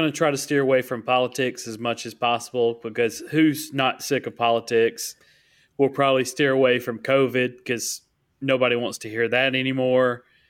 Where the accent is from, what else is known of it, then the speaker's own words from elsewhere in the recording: Oakman, Alabama, United States; now in Opelika, United States; I'm originally from Oakman, Alabama. So, Walker County native. I now live in Opelika.